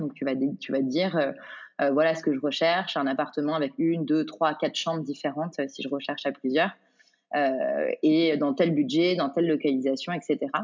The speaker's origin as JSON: {"language": "French", "town": "Paris", "region": "Île-de-France", "country": "France", "tie": "born or raised there", "said": "j'ai grandi à Paris"}